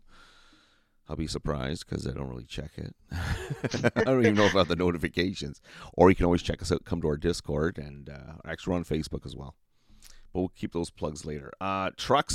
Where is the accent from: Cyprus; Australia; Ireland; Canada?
Canada; I'm actually from Canada.